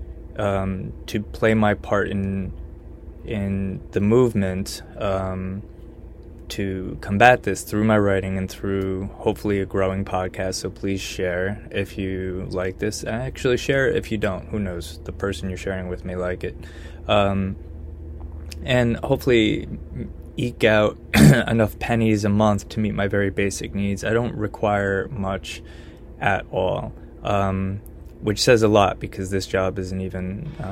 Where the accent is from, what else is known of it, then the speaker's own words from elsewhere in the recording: Connecticut, United States; now in Austin, United States; my home state of Connecticut